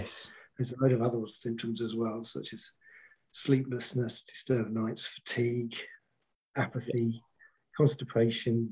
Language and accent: English; Great Dunmow, East of England, United Kingdom; moved away as an adult; I grew up in a town called Great Dunmow in Essex